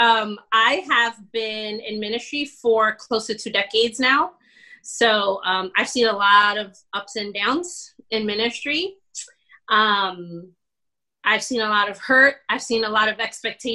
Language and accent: English; Plantation, Florida, United States; also born or lived in Bronx, New York; I am a Puerto Rican from the Bronx. I grew up in South Florida, graduated 1999 from Plantation High